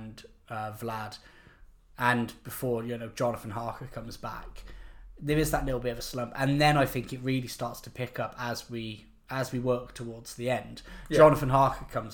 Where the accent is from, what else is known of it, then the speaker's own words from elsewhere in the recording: United Kingdom; we're British